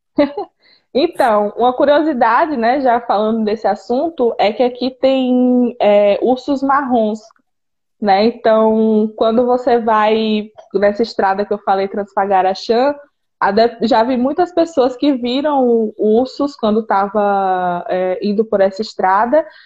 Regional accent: Northeast Region, Brazil; moved away as an adult; now in Romania; eu sou do Nordeste

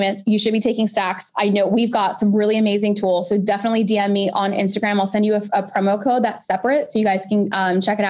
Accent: Pakistan; I'm a Pakistani 5-foot woman

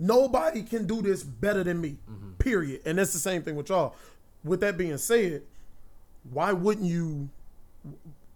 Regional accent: Gary, Indiana, United States; I'm from Gary

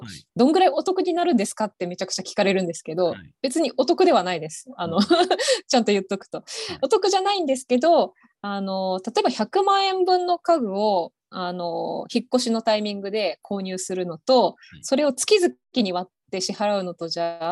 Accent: Okinawa, Japan; moved away as an adult; also born or lived in Kansai / Osaka / Hiroshima; now in Tokyo, Japan; 高校卒業して1年間だけ関西の方に住んでたこともあって、まあ、全くあの沖縄から出たことがないわけではなかった

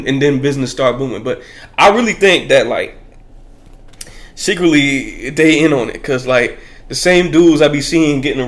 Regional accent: Warrenton, North Carolina, United States; also born or lived in Bronx, New York; I'm from Warrenton, North Carolina. I was just born there

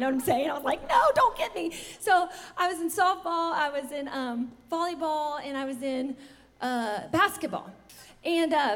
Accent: the South, United States; I'm from the South

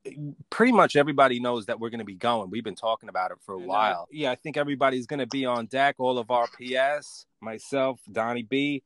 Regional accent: New York City, New York, United States; I may be from Brooklyn

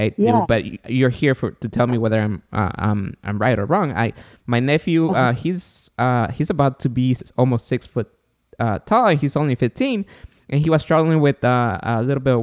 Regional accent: Guatemala; moved away; I'm from Guatemala

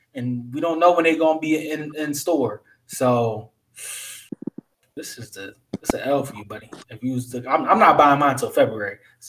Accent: United States; I'm American.

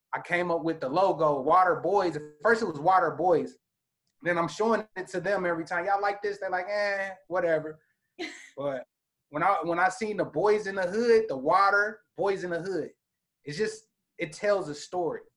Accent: Indianapolis, Indiana, United States; I'm from the Midwest, Indianapolis, Indiana.

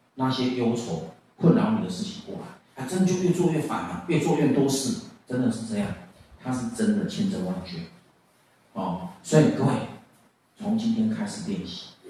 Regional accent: Taiwan; 我们家六个小孩，我是老五，我是老五，我后，我们还有个妹妹，哦。我们小时候就住在军队里面

